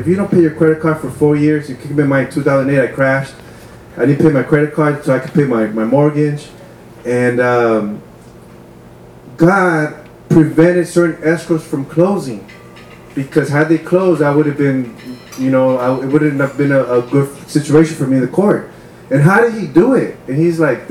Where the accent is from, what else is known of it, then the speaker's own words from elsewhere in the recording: Wilmington, United States; growing up in Wilmington, you know, there's like a lot of drugs, a lot of sometimes shootings, especially by the time when I was a teenager